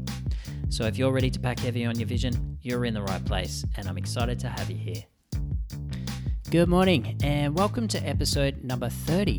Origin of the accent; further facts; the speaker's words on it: Australia; now in Vancouver, Canada; I'm from Australia, but my mum's a New Zealander